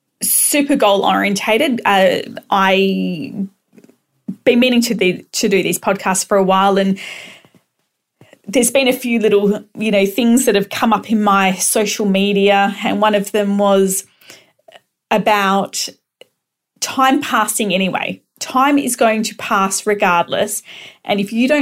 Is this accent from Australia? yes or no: yes; Perth, Western Australia, Australia; I am from Perth, Western Australia.